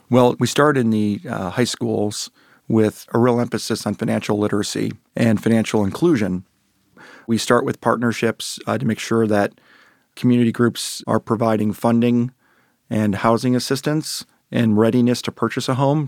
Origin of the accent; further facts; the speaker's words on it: Lakewood, Ohio, United States; come back, uh, to Lakewood here to work in my hometown